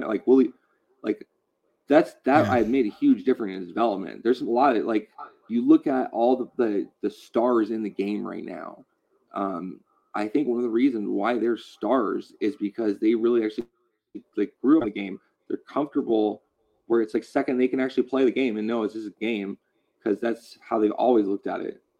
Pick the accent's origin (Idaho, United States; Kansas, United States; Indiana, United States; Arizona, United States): Arizona, United States; Southern; also born or lived in California; I'm from Southern Arizona and I've lived in California